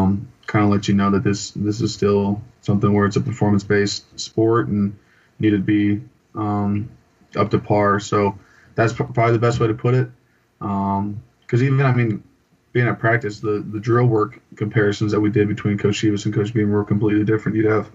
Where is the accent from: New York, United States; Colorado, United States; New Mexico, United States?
New Mexico, United States; Albuquerque; born there; also born or lived in California / Montana; So I was born in Albuquerque, New Mexico, when my dad was stationed at Kirkland Air Force Base.